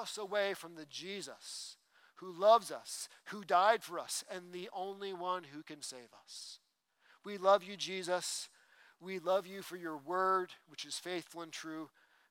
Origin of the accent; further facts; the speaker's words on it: East Coast, United States; moved away; I grew up on the East Coast